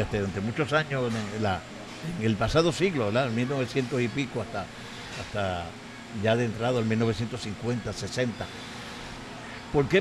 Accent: Comerío, Puerto Rico; la donde yo nací, donde nació Lilian también

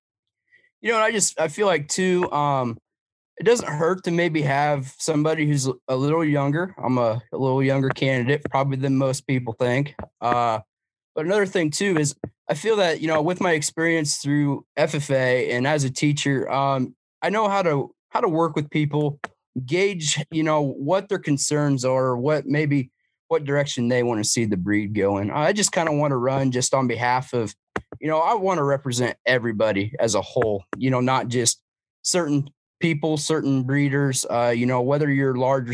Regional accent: Newton, Iowa, United States; I'm from Newton, Iowa. That's a central part of Iowa.

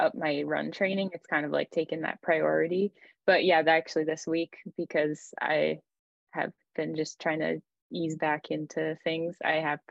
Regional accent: Maine, United States; moved away as an adult; also born or lived in New Hampshire / Zurich, Switzerland; now in France; I grew up in Maine, and I just grew up playing a lot of team sports

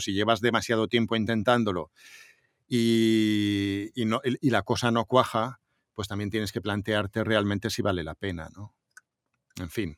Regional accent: Montornès del Vallès, Catalonia, Spain; entro en la emisora municipal de Montornés, de mi pueblo

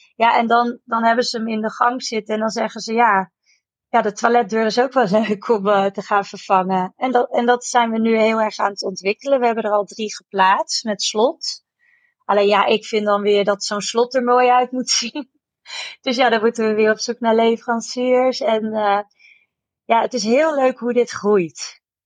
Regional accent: Amersfoort, Utrecht, Netherlands; wij komen uit Amersfoort.

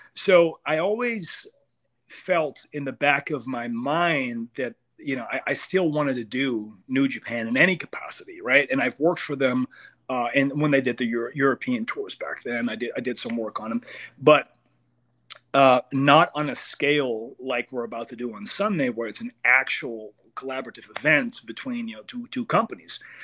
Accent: Amsterdam, North Holland, Netherlands; moved away as an adult; now in United States; I come from I come from Amsterdam, and Netherlands, really small country, does not have a lot of wrestling.

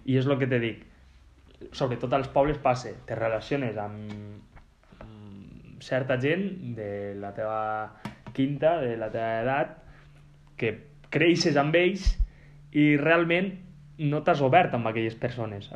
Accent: Lleida, Catalonia, Spain; jo sóc de Lleida

